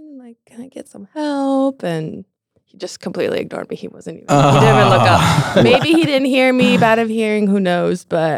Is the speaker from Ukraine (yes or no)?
yes; Ukraine; now in Anchorage, United States